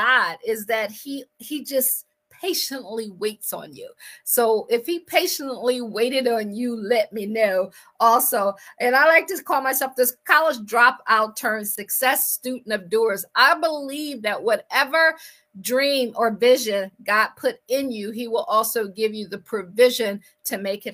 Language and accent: English; Akron, Ohio, United States; moved away as an adult; also born or lived in Washington, D.C. area / Baltimore / Boston / Pittsburgh; I am from Akron. I always like to say I grew up shy, sheltered, and in church basically 6 days a week